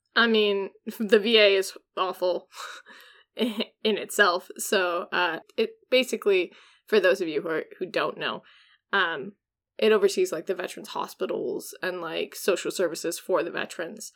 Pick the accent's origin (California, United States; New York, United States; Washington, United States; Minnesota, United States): Washington, United States; I'm from Washington